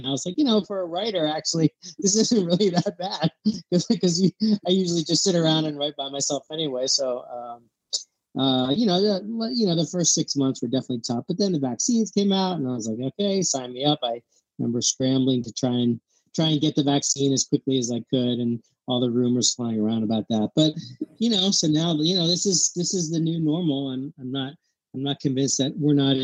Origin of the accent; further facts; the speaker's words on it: Philadelphia, Pennsylvania, United States; also born or lived in New York City / California; I was born in New York City and grew up in Philadelphia, right downtown